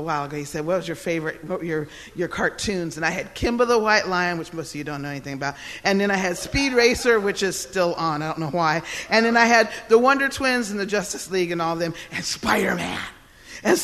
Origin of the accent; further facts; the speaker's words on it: Odenton, Maryland, United States; he came to the hospital with my mother in Odenton, Maryland